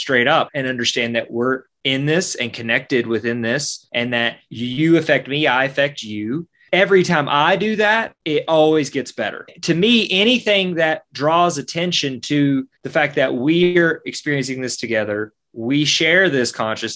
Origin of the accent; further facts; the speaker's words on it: Kentucky, United States; I'm from Kentucky